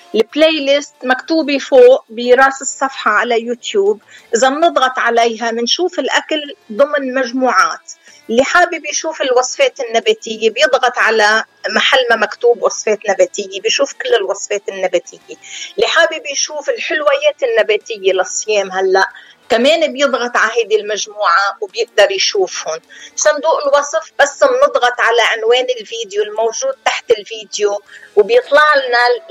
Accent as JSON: {"language": "Arabic", "town": "Deir Mimas", "region": "Nabatieh Governorate", "country": "Lebanon", "moved": "as an adult", "said": "أنا من دير ميماس قرية جنوبية بقضاء مرجعيون"}